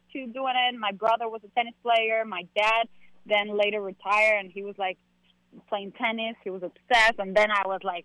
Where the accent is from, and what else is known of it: Peru